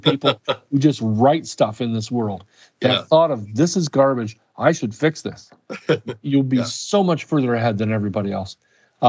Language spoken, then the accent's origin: English; Indiana, United States; I grew up in Indiana